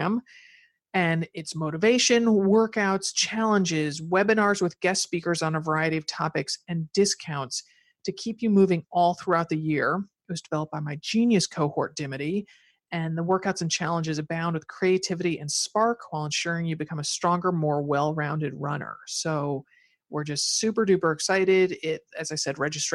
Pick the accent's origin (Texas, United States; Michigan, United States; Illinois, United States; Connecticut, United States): Connecticut, United States; moved away; growing up in Connecticut, I could, if I took you back to my mother's old house, my parents' old house